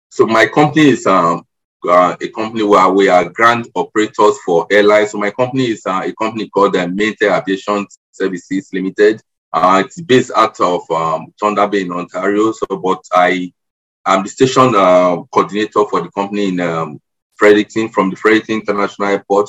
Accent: Nigeria; moved away as an adult; also born or lived in Lagos, Nigeria; now in Canada; I am Nigerian. I I'm now a permanent resident in Canada. I immigrated here um, four months ago

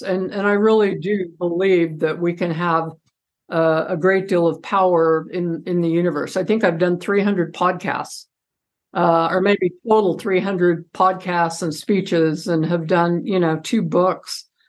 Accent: Idaho, United States; moved away; also born or lived in Utah; I'm from Idaho too

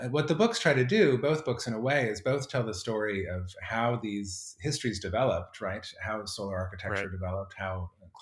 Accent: Colorado, United States; moved away; I grew up in Colorado

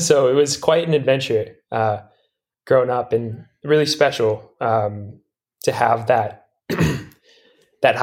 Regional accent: Durango, Colorado, United States; I'm from Durango, Colorado

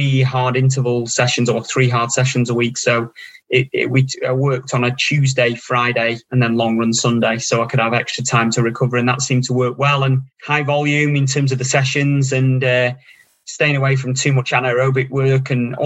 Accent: Stockport, North West England, United Kingdom; I was born and bred in Stockport

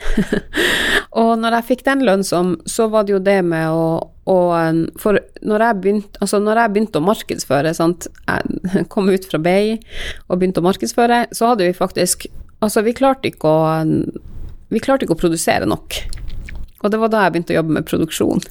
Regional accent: Karasjok, Finnmark, Norway; jeg er fra Karasjok

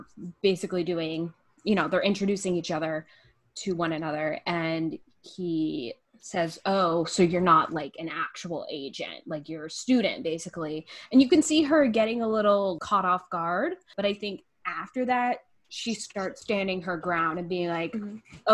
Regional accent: Ohio, United States; We are from Ohio

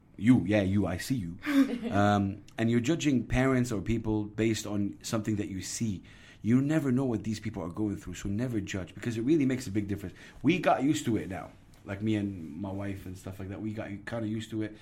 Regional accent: Jeddah, Makkah Province, Saudi Arabia; moved away as an adult; also born or lived in UAE; now in United Arab Emirates; where I am, Jeddah, which is my hometown

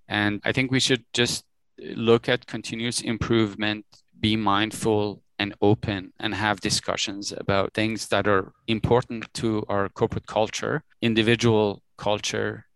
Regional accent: Tehran, Tehran Province, Iran; now in Toronto, Canada; I was born in Tehran, uh, which is a city, the capital city in Iran. I spent good chunk of my life, early years of my life, growing up in Iran with my family, and at some point we decided to immigrate to Canada

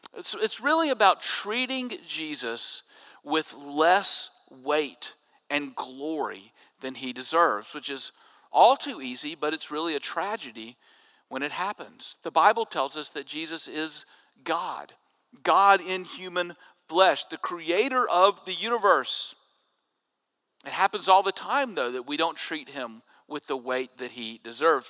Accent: Jackson, Mississippi, United States; When I was growing up in Jackson, uh, we had a double A team in Jackson that fed to the New York Mets

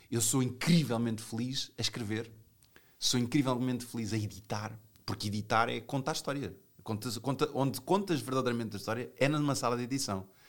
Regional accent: Portugal; fora de Portugal, eh, eu, eu digo que sou português

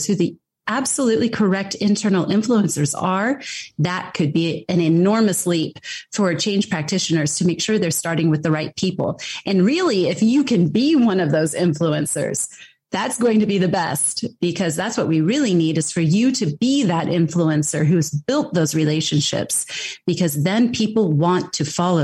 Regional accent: United States; I am American and I've grown up in that system

